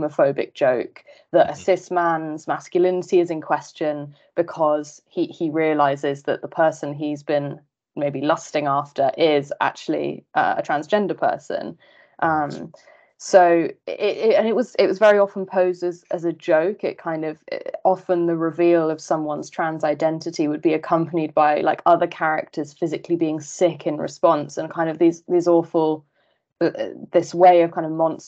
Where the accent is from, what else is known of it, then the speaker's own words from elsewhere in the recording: United Kingdom; growing up in Britain, transgender lives were not discussed with me either